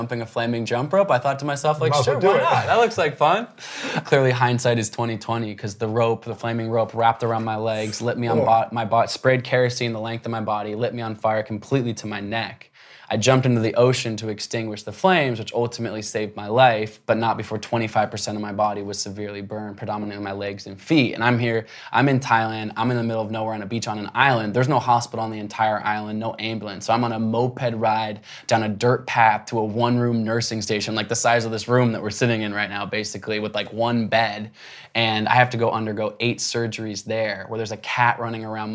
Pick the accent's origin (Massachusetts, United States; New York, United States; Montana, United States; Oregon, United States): Oregon, United States; Portland; I grew up in Portland, Oregon